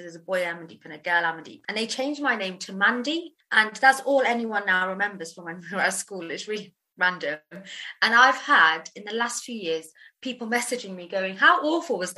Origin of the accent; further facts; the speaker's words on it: England, United Kingdom; I'm English.